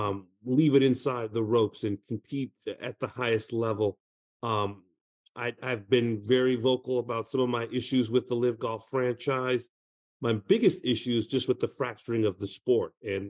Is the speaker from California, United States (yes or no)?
yes; Southern California, United States; I'm from Southern California